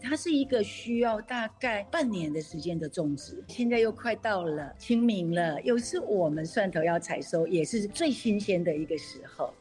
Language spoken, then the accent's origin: Chinese; Taiwan; 我们台湾话